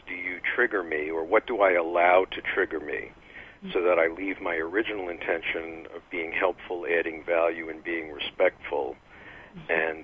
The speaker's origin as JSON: {"language": "English", "region": "New York", "country": "United States", "said": "I'm from New York"}